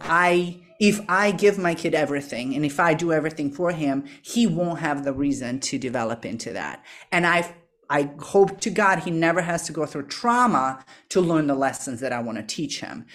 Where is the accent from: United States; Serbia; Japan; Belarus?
Serbia; moved away; I'm from Eastern Europe, from Serbia originally, and, um, up until I was sixteen, my life was very predictable